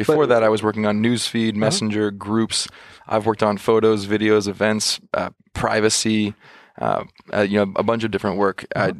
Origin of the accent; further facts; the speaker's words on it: California, United States; And of course, I'm born and raised in the California Bay Area.